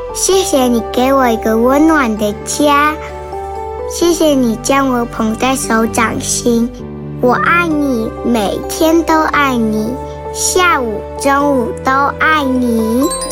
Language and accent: Chinese; Hsinchu, Taiwan; 我来自新竹，我读大班